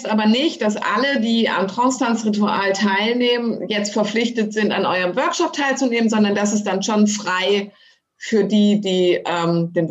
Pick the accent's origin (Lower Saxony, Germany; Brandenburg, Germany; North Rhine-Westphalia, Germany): Lower Saxony, Germany; Ronnenberg; ich komme ja aus Wezen ursprünglich, Ronnenberg-Wezen.